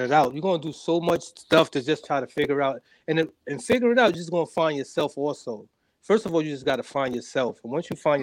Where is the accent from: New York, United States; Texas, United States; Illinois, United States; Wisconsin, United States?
New York, United States; New York City; from Harlem, New York. Uh, raised in a single parent home